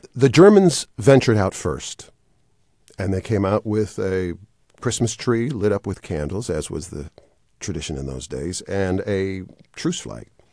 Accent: Wisconsin, United States; moved away as an adult; now in Atlanta, United States; I was raised in Wisconsin

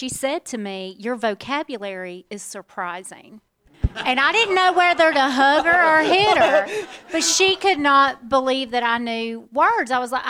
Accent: central inland Florida, United States; accent: Southern; also born or lived in Waycross, Georgia; now in Tennessee, United States; having come up in central inland Florida, which is just about as ratchet redneck as you can get. And then I moved north to Waycross, Georgia, and I went to Georgia Southern.

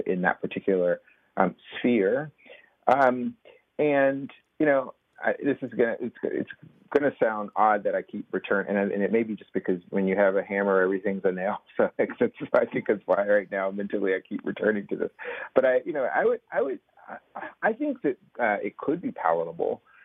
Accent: Athens, Georgia, United States; I grew up in Athens, Georgia

